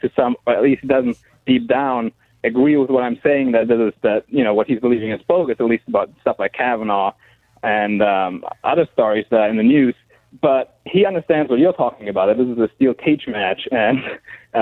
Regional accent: Germany; now in Fort Worth, United States; I'm from Germany. I'm a German national. I live here in Fort Worth

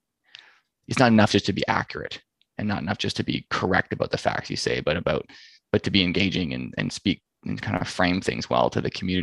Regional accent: Ontario, Canada; I'm from Ontario

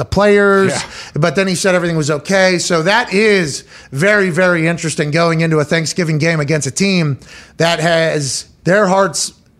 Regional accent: Pittsburgh, Pennsylvania, United States; My hometown team playing in Turkey Bowl.

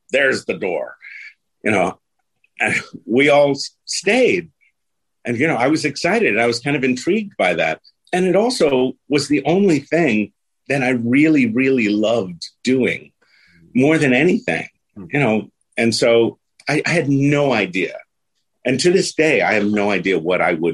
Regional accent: New York City, New York, United States; also born or lived in Bronx, New York / Jackson Heights, Queens; I'm originally from the Bronx, and when I was five, we moved to Queens

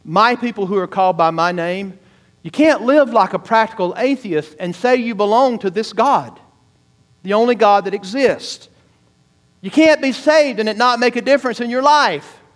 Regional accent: the South, United States; I grew up in the South

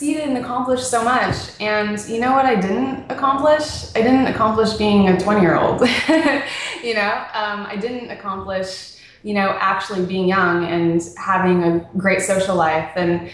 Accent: Las Vegas, Nevada, United States; also born or lived in Phoenix, Arizona / Hollywood Hills, Los Angeles; now in Santa Monica, United States; I was born in Phoenix, and then all of the, like, really important formative years, my parents decided to raise me in Las Vegas

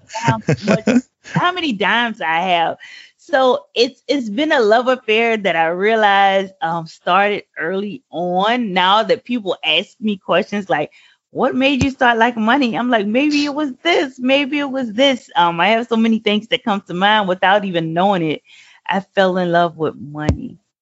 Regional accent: Savannah, Georgia, United States; I live and born and raised in Savannah, Georgia

